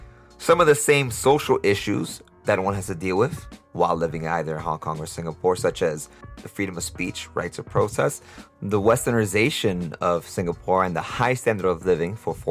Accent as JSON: {"language": "English", "town": "New York City", "region": "New York", "country": "United States", "moved": "as an adult", "lives_now": "Costa Rica", "said": "I'm from New York City."}